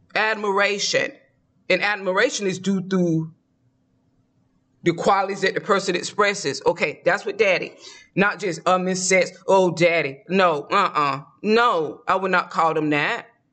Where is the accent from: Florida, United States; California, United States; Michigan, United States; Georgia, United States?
Georgia, United States; moved away; I'm from the South. I grew up eating collard greens, black eyed peas, and cooking it